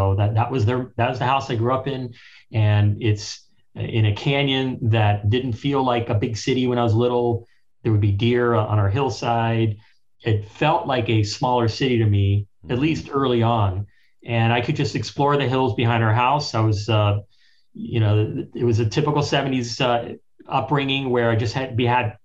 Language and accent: English; Los Angeles, California, United States; I was born in Hollywood